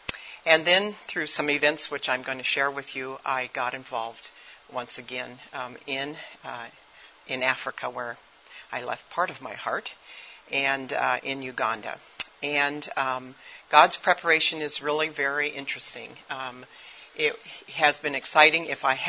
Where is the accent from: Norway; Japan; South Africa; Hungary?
Japan; I am an MK. I grew up in Japan.